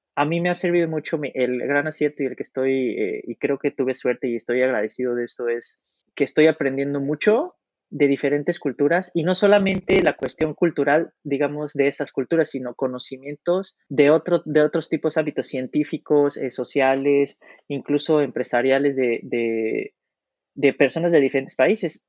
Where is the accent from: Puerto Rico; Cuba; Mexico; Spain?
Mexico; moved away as an adult; now in Poland; nosotros como mexicanos lo llevamos en la sangre